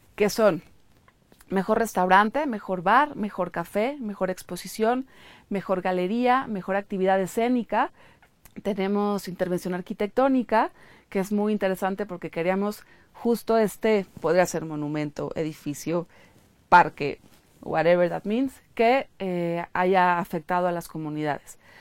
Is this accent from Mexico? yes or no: yes; Mexico City, Mexico; los chilangos estamos trabajando todo el tiempo